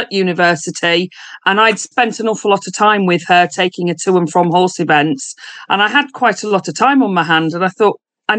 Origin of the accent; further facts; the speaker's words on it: Yorkshire and the Humber, United Kingdom; I am from East Yorkshire and I run Distinctive Pets